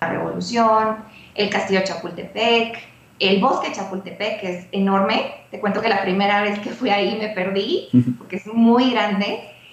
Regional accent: Guatemala; moved away as an adult; now in Mexico City, Mexico; yo soy guatemalteca, yo tampoco conocía México, lo conocí en el 2012

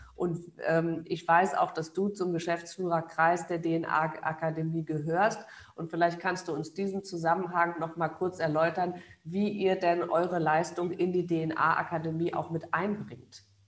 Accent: Germany

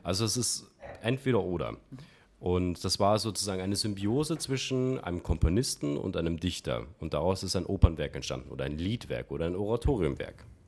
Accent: countryside near Regensburg, Bavaria, Germany; moved away as an adult; now in Vienna, Austria; ich bin im Land groß geworden, auch. Äh, und habe so, so acht oder zehn Kilometer gehabt zu der nächsten Großstadt, und zwar Regensburg.

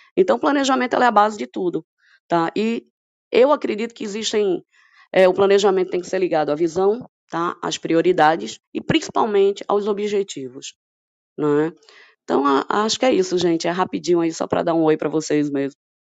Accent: Pernambuco, Brazil; accent: Pernambuco accent; now in Ceará, Brazil; Eu sou pernambucana, por isso esse sotaque assim maravilhoso. Moro no Ceará.

